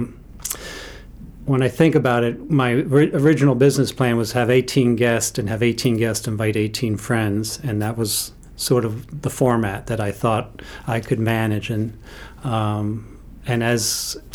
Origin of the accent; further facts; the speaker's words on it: New York, United States; also born or lived in Western Maine; now in Bethel, United States; I am a New Yorker, so I'm from the Evil Empire